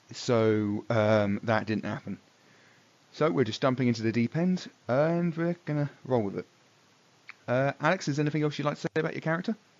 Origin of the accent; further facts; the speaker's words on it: England, United Kingdom; I'm from England